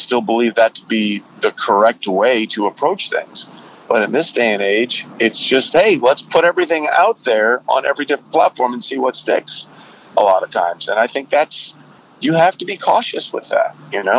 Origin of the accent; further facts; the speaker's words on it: Connecticut, United States; my family's from Texas, and I grew up in Connecticut.